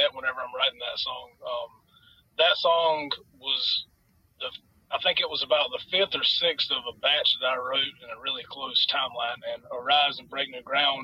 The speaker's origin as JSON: {"language": "English", "town": "Jacksonville", "region": "North Carolina", "country": "United States", "said": "We are from Jacksonville, North Carolina"}